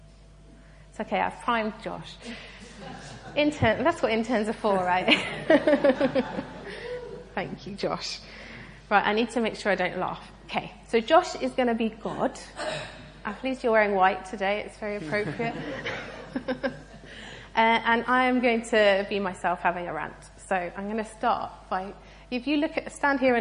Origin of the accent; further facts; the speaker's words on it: United Kingdom; I'm British and polite